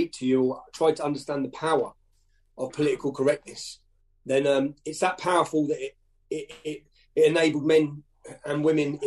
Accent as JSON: {"language": "English", "town": "Luton", "region": "East of England", "country": "United Kingdom", "tie": "born or raised there", "said": "I'd grown up in a town called Luton Town. It's 30 miles north of London."}